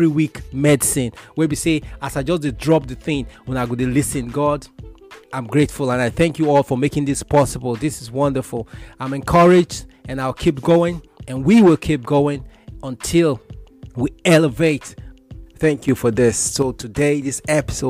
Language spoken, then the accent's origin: English; Kaduna State, Nigeria; growing up in Kaduna State, Northwest Nigeria